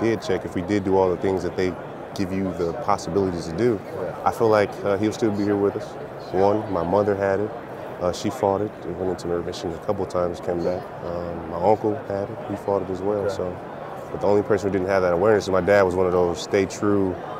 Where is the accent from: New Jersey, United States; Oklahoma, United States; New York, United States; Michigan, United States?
Michigan, United States; Detroit; Born and raised in Detroit.